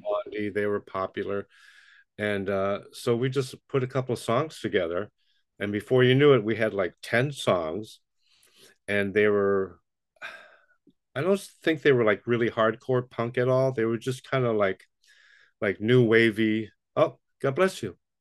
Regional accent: New York City, New York, United States; moved away; I grew up in Brooklyn, New York

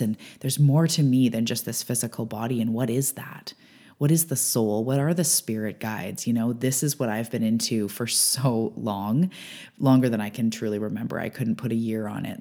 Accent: Canada; I'm a Canadian

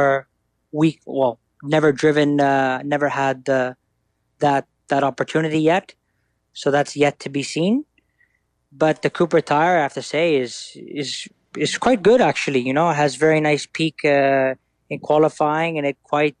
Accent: Italy; growing up in Italy.

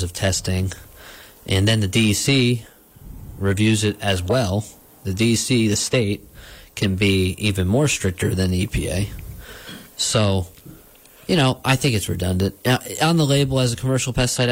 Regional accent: New Paltz, New York, United States; where I grew up in New Paltz, where we don't have stands of beech.

